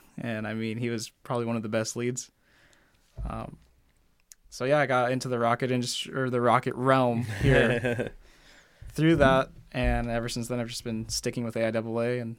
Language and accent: English; Newport, Oregon, United States; Newport, Oregon.